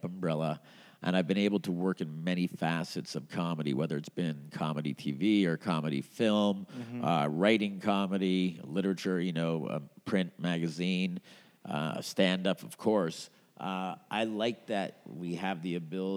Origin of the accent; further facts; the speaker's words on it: Montreal, Quebec, Canada; now in Edmonton, Canada; I grew up in Montreal